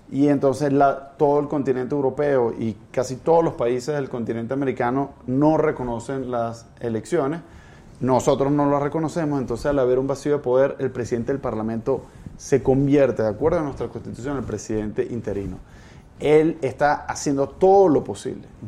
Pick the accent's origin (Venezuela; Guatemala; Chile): Venezuela; nosotros, los hermanos latinoamericanos, me siento latinoamericano, no solo venezolanos, tenemos que hacer lo posible para que Venezuela pueda recuperar su democracia